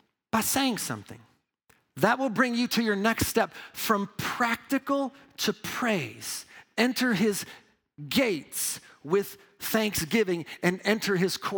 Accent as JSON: {"language": "English", "region": "Midwest", "country": "United States", "also_born_or_lived": "New York", "moved": "as an adult", "said": "I'm a Midwest boy"}